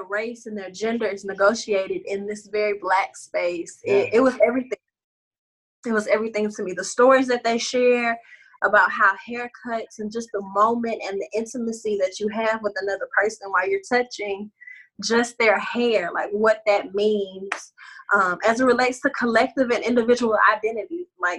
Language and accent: English; Beaumont, Texas, United States; moved away; who I am or my hometown or my family